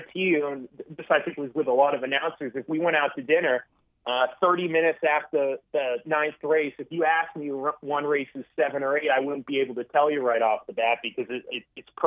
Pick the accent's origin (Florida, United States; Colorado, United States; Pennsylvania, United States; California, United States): California, United States; San Diego; moved away; I'm from San Diego, so I grew up maybe 3 to 5 miles away from a racetrack called Del Mar Racetrack